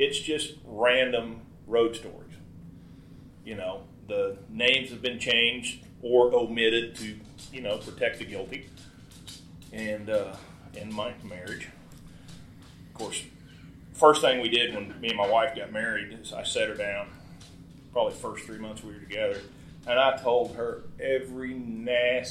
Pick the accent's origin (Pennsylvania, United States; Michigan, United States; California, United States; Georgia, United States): Michigan, United States; Owosso; now in Tulsa, United States; I was from Owosso, but we met here in Tulsa